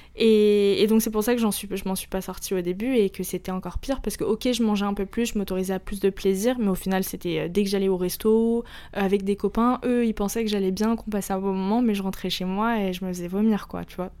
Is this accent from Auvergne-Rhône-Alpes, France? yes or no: no; Paris, Île-de-France, France; also born or lived in Lebanon (ancestry); Je suis libanaise, mais j'ai toujours vécu ici.